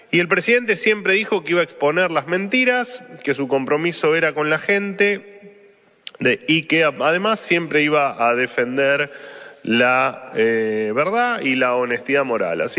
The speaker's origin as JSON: {"language": "Spanish", "country": "Argentina", "said": "Y yo dije, me interesa mucho más como argentino que como ministro"}